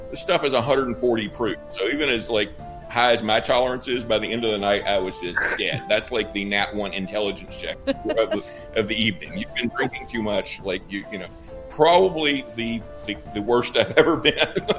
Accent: Kentucky, United States; We're from Kentucky, right?

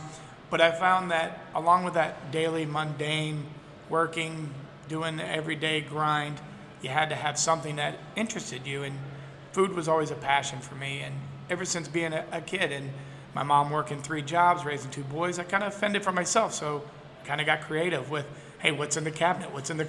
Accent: Tennessee, United States; born there; So as a kid growing up, I was born in Tennessee, and every year we lived in three cities.

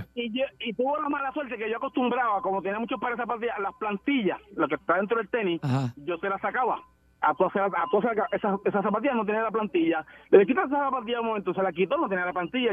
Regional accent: Guayama, Puerto Rico; mi pueblo, en Guayama

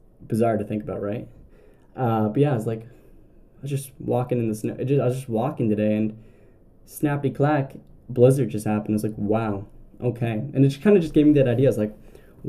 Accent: Southern Ontario, Canada; I'm from Southern Ontario

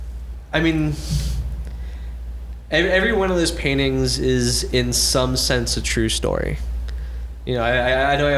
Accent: Melbourne, Florida, United States; moved away; I grew up in Melbourne, Florida, which is like middle Florida

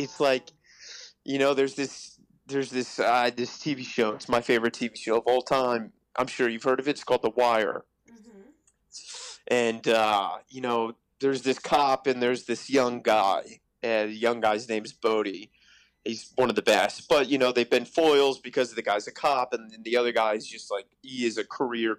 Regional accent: Virginia, United States; moved away as an adult; also born or lived in New York; so I grew up in Virginia, and I moved to NYU

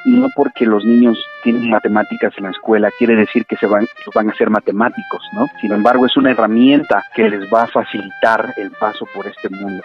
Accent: San Lorenzo Cacaotepec, Oaxaca, Mexico; moved away; also born or lived in Toluca, Mexico; Yo soy originario de San Lorenzo Cacautepec, aquí en el Valle de Etla

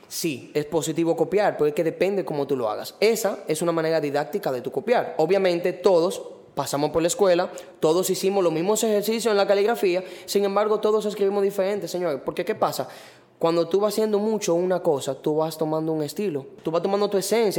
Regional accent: Los Tres Brazos, Distrito Nacional, Dominican Republic; yo vengo de Cantalajana. ¿Qué? Los tres brazos. Y vivo ahí todavía.

